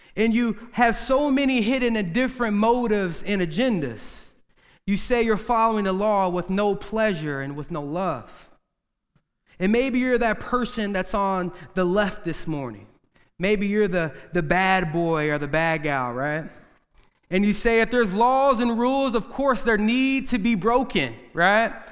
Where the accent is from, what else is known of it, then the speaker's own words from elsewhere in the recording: United States; we're all from the Quad City area.